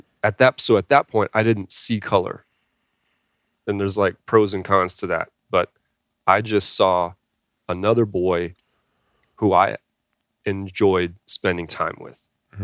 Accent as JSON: {"language": "English", "region": "California", "country": "United States", "tie": "born there", "said": "So I was born in California. A couple different things. I moved around a lot. And I think that had an influence on me. By the time I was 18 years old, I lived in about 13 different houses in 3 states."}